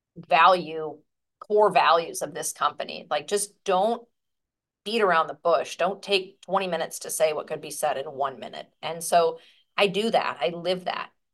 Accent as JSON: {"language": "English", "region": "Midwest", "country": "United States", "said": "I'm from the Midwest"}